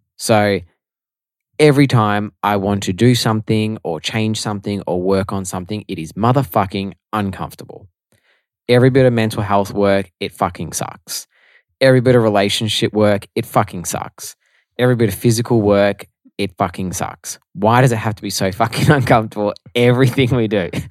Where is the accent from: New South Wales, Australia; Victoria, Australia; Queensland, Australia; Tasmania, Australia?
Victoria, Australia; Melbourne; also born or lived in Italy; So, obviously, we are from Melbourne. I've never lived anywhere else besides Melbourne my whole life.